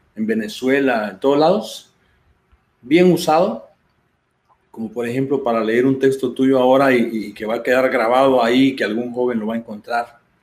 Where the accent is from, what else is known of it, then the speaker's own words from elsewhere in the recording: Guatemala; moved away; yo soy de Guatemala